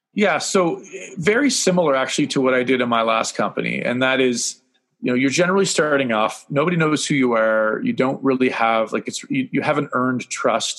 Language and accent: English; Canada; being Canadian